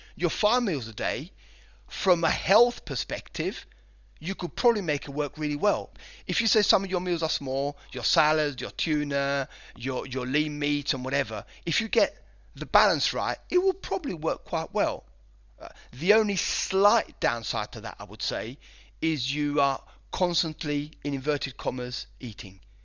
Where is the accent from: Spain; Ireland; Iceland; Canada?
Spain; moved away as an adult; also born or lived in United Kingdom; I was born in Spain and, uh, lived here for sort of nineteen years before I went over to the U K